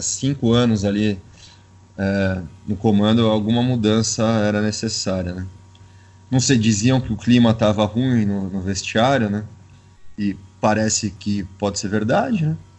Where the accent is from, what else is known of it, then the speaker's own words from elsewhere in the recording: São Paulo, Brazil; eu sou do estado de São Paulo